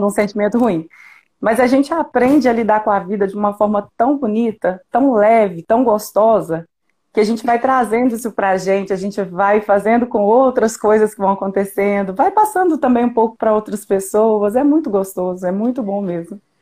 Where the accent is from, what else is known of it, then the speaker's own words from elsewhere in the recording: Mateus Leme, Minas Gerais, Brazil; eu sou de Mateus Leme